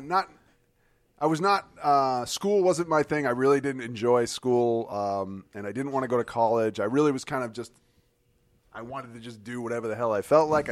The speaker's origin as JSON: {"language": "English", "town": "Keene", "region": "New Hampshire", "country": "United States", "said": "I was from Keene, New Hampshire"}